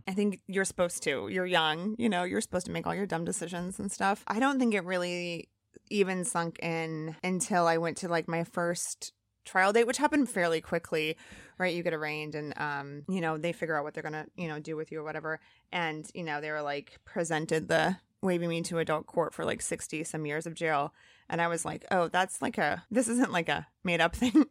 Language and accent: English; Elkhart, Indiana, United States; moved away as an adult; also born or lived in Chicago / Santa Barbara; I was born in Chicago and I grew up in Elkhart, Indiana